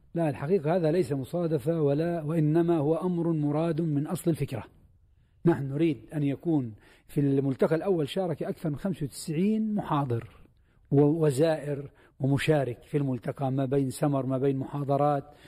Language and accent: Arabic; Palestine; وأنا بصفتي فلسطيني